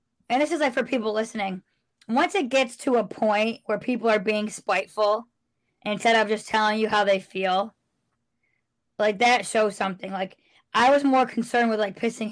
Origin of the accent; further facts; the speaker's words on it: United States; moved away; I'm from New York